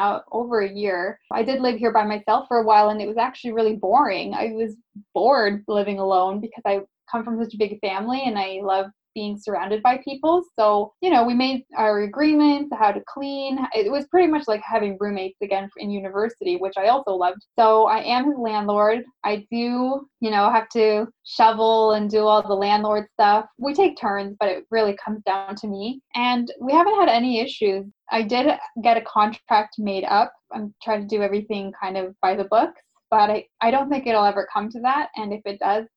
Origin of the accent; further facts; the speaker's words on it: Burlington, Ontario, Canada; now in Hamilton, Canada; I grew up in Burlington and then moved to Hamilton